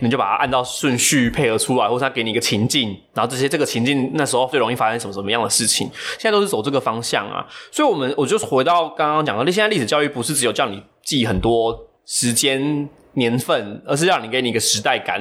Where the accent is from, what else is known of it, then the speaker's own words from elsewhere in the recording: Taiwan; 我们现在就大部分的人都不是住在对岸的人了嘛